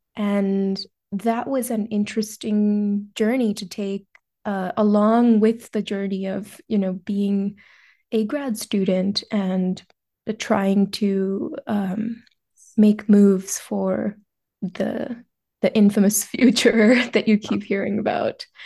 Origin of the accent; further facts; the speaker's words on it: India; moved away as an adult; now in United States; I'm originally from India